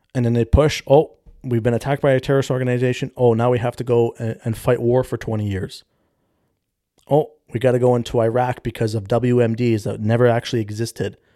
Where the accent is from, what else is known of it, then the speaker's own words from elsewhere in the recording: Canada; 'cause I'm Canadian